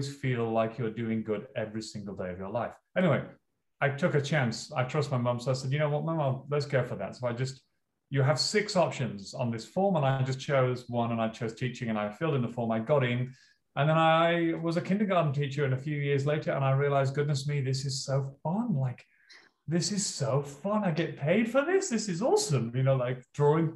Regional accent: Leeds, Yorkshire and the Humber, United Kingdom; moved away as an adult; now in Australia; I'm from Northern England, and my hometown is Leeds

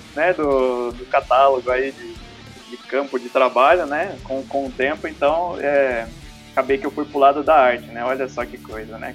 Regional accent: Boituva, São Paulo, Brazil; eu sou daqui de Boituva, né? Cidade do interior aqui de São Paulo.

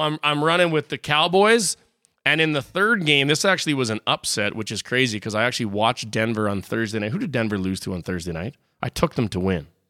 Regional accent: Saskatchewan, Canada; I'm from Saskatchewan, so not quite as big as Dallas

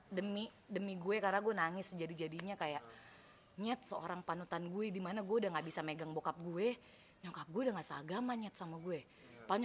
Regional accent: Yogyakarta, Special Region of Yogyakarta, Indonesia; by the way gue dari SMA udah ngekos padahal gue punya rumah di Jogja

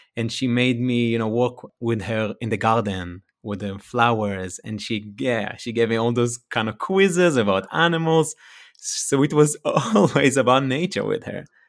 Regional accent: Ramat Yohanan, Northern District, Israel; accent: Israeli; first language Hebrew; English is a second language; moved away as an adult; now in California, United States; from Israel, from the northern side of Israel, in a small place called a kibbutz. I was born there, and I spent there my first, uh, twenty-nine years, and I just moved to California.

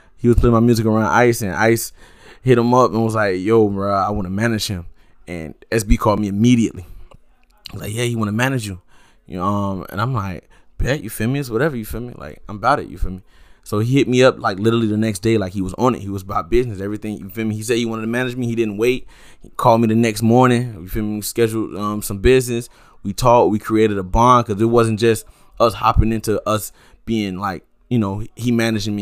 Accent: Sunland, Broward, Florida, United States; I grew up in Sunland

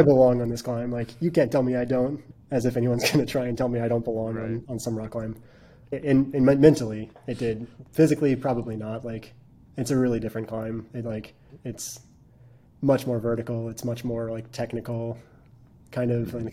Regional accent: Richmond, Virginia, United States; moved away as an adult; now in New England, United States; I grew up in Virginia

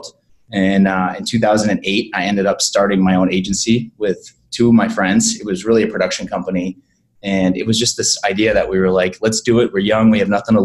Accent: Boston, Massachusetts, United States; moved away as an adult; also born or lived in Los Angeles; now in Savannah, United States; I'm an East Coast guy. I'm from Boston

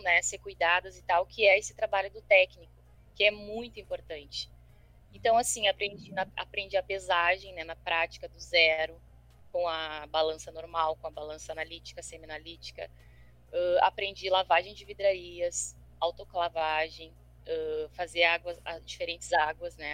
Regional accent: Porto Alegre, Rio Grande do Sul, Brazil; eu sou aqui de Porto Alegre

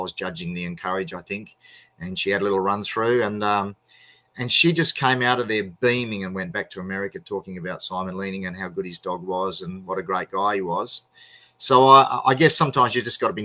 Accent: Australia

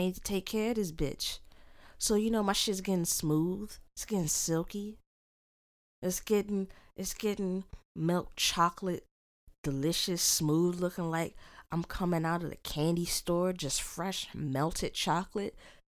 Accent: United States; I'm Black. But where am I from? America.

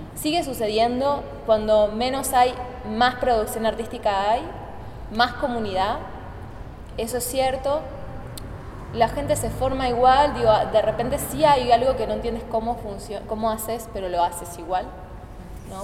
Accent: Argentina; estamos viajando mucho los argentinos

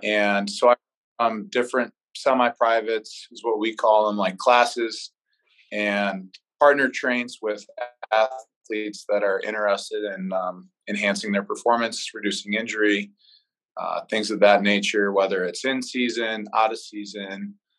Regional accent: Chagrin Falls, Ohio, United States; moved away as an adult; now in Des Moines, United States; I'm actually from Cleveland, Ohio, so a suburb of Cleveland, Chagrin Falls. I grew up there my whole life

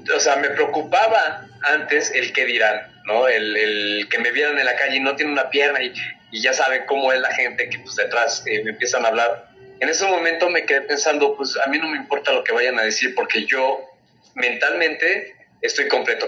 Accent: Mexico; Soy el primer mexicano amputado en correr carreras

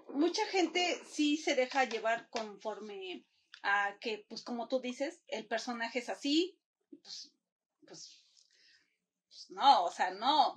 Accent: Puebla, Mexico; yo soy de Puebla

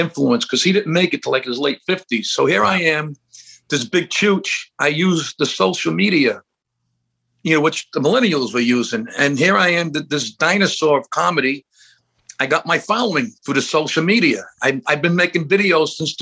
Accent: New York City, New York, United States; I grew up in Brooklyn, New York.

